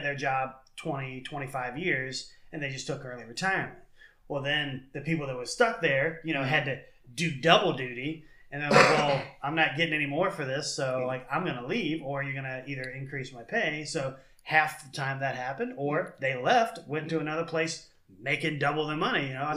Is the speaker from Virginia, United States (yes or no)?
yes; Virginia, United States; I'm from Virginia.